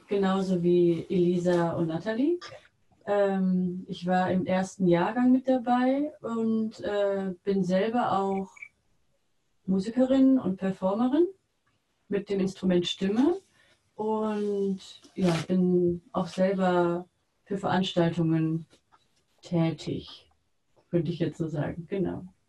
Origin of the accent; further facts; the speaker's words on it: Mülheim an der Ruhr, North Rhine-Westphalia, Germany; bei uns in Mülheim an der Ruhr